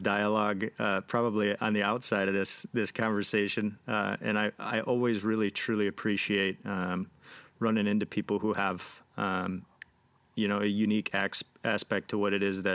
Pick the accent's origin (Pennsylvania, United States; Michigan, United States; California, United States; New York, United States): Michigan, United States; Grand Rapids; also born or lived in Colorado; I grew up here in Grand Rapids, Michigan, but my wife and I lived in Colorado for a short bit